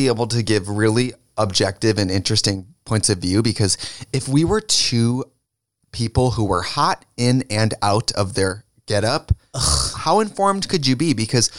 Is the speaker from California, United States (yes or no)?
no; Wisconsin, United States; accent: Wisconsin; If you think my accent is strong, it's full Wisconsin.